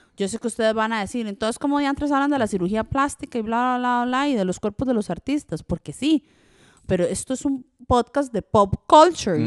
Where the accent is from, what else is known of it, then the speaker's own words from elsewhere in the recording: Costa Rica; first language French; Spanish is a second language; also born or lived in Switzerland; cuando llegué a Costa Rica, aprendí el español no como un niño normal, sino como a patadas, porque tenía que sobrevivir en Costa Rica